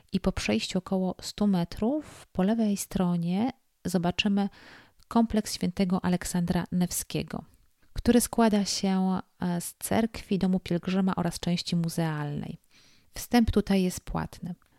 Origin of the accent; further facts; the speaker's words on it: Poland; jestem z Polski